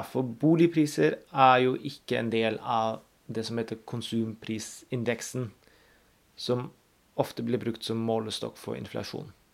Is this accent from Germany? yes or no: yes; Germany; moved away; Jeg er født og oppvokst i Tyskland